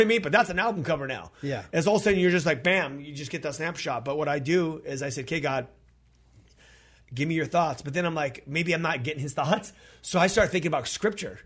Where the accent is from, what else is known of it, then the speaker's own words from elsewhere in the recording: California, United States; we're from California